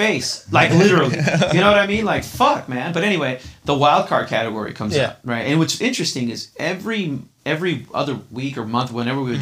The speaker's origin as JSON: {"language": "English", "town": "San Diego", "region": "California", "country": "United States", "said": "I'm from San Diego"}